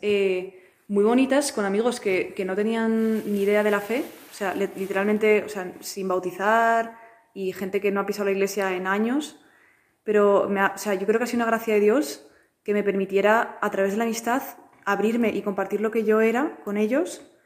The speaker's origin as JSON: {"language": "Spanish", "town": "Madrid", "region": "Community of Madrid", "country": "Spain", "said": "soy de Madrid"}